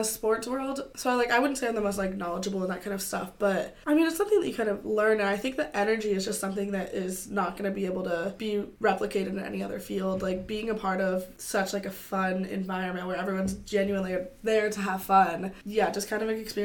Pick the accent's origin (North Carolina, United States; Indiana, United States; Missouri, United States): Indiana, United States; Bloomington; moved away as an adult; also born or lived in California; now in Indianapolis, United States; I am from Bloomington, Indiana, originally. I was born in California, but I've basically lived in Bloomington most of my life.